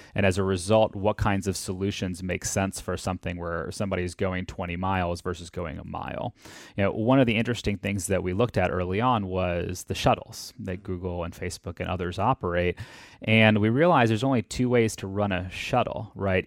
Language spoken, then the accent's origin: English; Atlanta, Georgia, United States; I grew up in Atlanta.